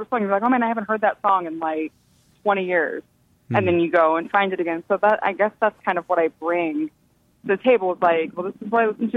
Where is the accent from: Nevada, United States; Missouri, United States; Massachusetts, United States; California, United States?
Missouri, United States; St. Louis; moved away as an adult; now in New York, United States; I am from St. Louis. I moved here actually almost 8 years ago, so I've been here a while. But I lived in St. Louis until I was almost 22.